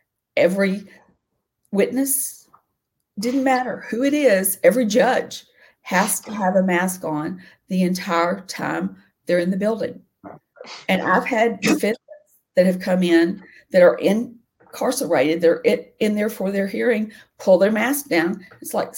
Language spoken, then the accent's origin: English; Nashville, Tennessee, United States; I'm a native Nashvillean. I grew up out in Bellevue